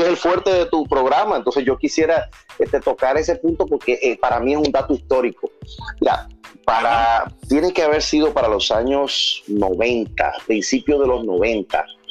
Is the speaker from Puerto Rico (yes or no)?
yes; Carolina, Puerto Rico; also born or lived in Dominican Republic / Fajardo, Puerto Rico; desde muy niño, donde, qué sé yo, ocho años quizás, ya vine a vivir a Puerto Rico, precisamente a Carolina, entre Carolina y San Juan, que es donde me he criado